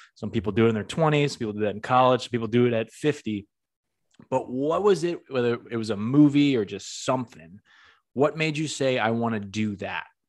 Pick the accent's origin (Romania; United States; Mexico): United States; New England; I'm from the Northeast myself. I'm not from New York, I'm, I'm from New England